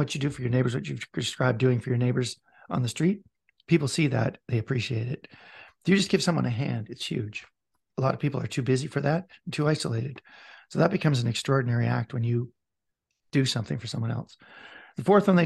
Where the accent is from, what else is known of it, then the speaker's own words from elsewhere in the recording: Vancouver, British Columbia, Canada; I'm from Vancouver